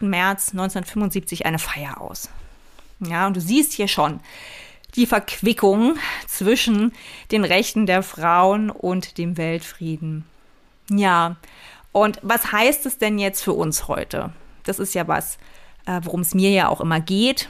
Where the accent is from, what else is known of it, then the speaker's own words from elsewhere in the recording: East Germany, Germany; ich bin in der DDR geboren und auch noch aufgewachsen